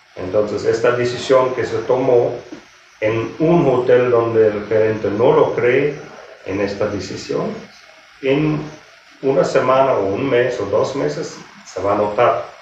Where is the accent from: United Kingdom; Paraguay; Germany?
Germany; moved away as an adult; now in Mexico; soy de origen alemán em, y tengo la hotelería ya un poco más que 35, 36 años. Eh, inicié en la, cocina, ahí me, donde me capacité en, Alemania